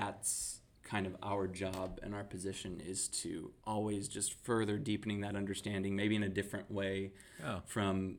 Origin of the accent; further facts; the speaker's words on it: Texas, United States; we're from Texas.